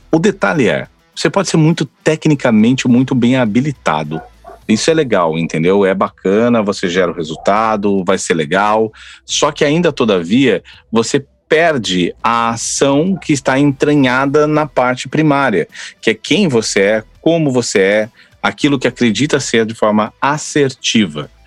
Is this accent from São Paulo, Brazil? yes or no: yes; São Paulo, Brazil; now in Florianópolis, Brazil; Eu moro em Florianópolis, mas eu não sou de Floripa, né? Faz 18 anos que moro em Floripa, sou do interior de São Paulo, conheci uma argentina, casei